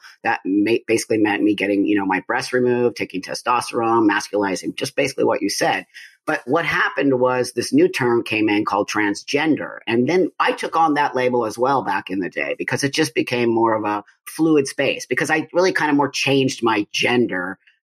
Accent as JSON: {"language": "English", "town": "Los Angeles", "region": "California", "country": "United States", "tie": "born or raised there", "said": "I was born in 1962 in Los Angeles, California, in the San Fernando Valley. I grew up there"}